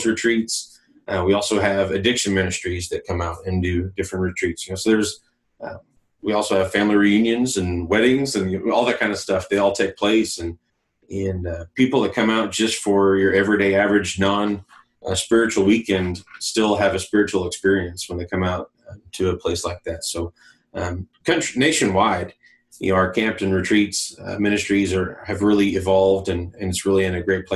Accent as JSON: {"language": "English", "region": "Oklahoma", "country": "United States", "tie": "born or raised there", "said": "I grew up in the Methodist camping system here in Oklahoma."}